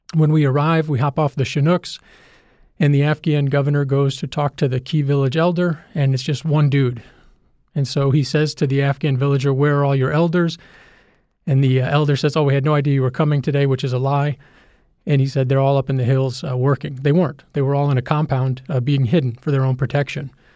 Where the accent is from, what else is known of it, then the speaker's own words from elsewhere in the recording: United States; we're America. We're the country that put a man on the moon.